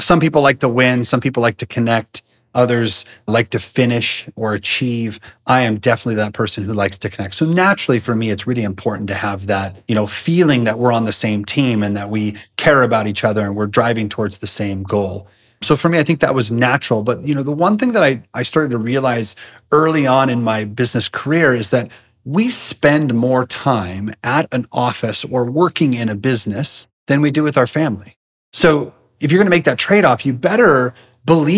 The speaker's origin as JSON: {"language": "English", "town": "Seattle", "region": "Washington", "country": "United States", "tie": "born or raised there", "also_born_or_lived": "California", "moved": "as an adult", "lives_now": "Idaho, United States", "said": "I was born in California, but lived most of my life in the Seattle area"}